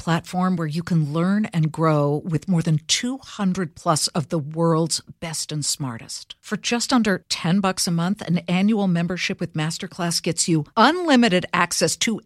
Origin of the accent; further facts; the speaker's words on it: California, United States; California, which is my home state